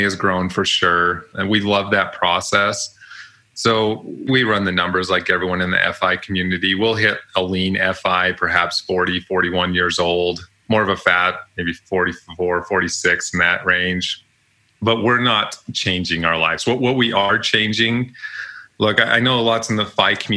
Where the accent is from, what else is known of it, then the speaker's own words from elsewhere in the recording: Utah, United States; Even though I'm from Utah